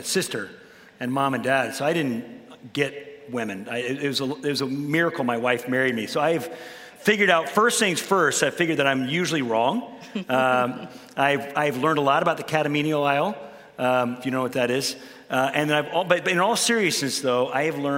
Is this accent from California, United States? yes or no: no; Chicago, Illinois, United States; I grew up in Chicago, Illinois.